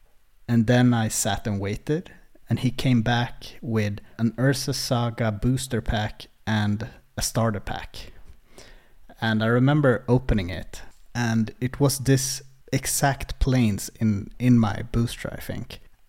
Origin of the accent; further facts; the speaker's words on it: Uppsala, Uppsala County, Sweden; English is a second language; I get kind of nostalgic for where I grew up in Uppsala. It's called Årsta